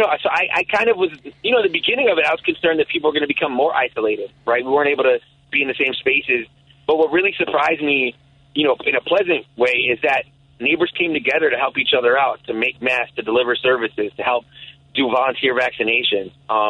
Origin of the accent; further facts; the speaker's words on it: Chicago, Illinois, United States; First, it was like Milwaukee, Damon area, like in the late 80s, early 90s. But because we were broke and an immigrant family, every 2 years we'd move. So I went from there to North and Keeler